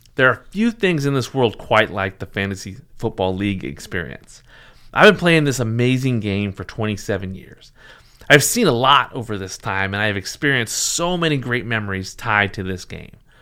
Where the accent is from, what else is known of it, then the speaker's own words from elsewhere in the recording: Seattle, Washington, United States; I was a Seattle sports fan, I, I, growing up in the area